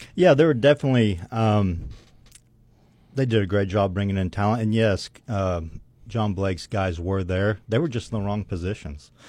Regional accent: Weatherford, Oklahoma, United States; growing up in Weatherford, you play with the same kids from kindergarten

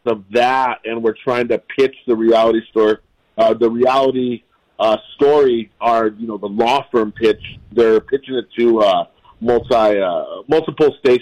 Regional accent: Albuquerque, New Mexico, United States; the way I grew up in Albuquerque

